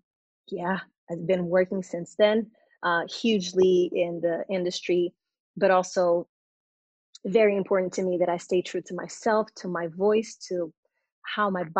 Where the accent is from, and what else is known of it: Portugal; born or raised there; English is a second language; also born or lived in London; now in Los Angeles, United States